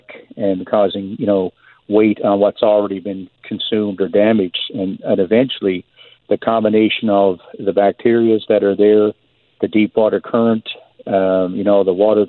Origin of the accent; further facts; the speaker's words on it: Newfoundland and Labrador, Canada; growing up in Newfoundland